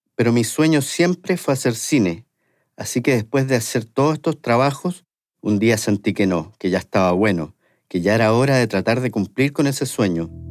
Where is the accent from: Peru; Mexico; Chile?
Chile; moved away; siendo chileno